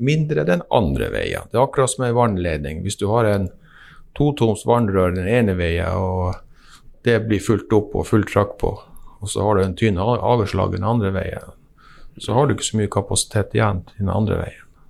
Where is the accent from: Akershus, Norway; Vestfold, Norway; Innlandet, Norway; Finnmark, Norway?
Finnmark, Norway; Vadsø; jeg er fra Vadsø